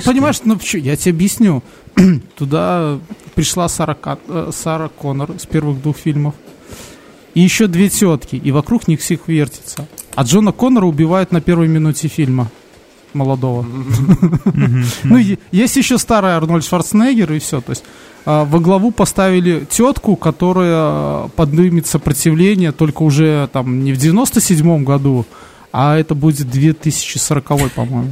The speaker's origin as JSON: {"language": "Russian", "country": "Belarus", "said": "у нас когда-то была такая тема, что нас пытались все переводить на белорусский язык"}